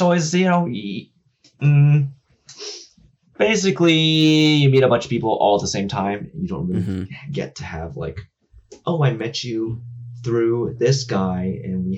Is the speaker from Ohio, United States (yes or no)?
no; Houston, Texas, United States; moved away as an adult; now in Los Angeles, United States; Moved to LA about 6 years ago. Been grinding it out ever since. I'm from Houston, Texas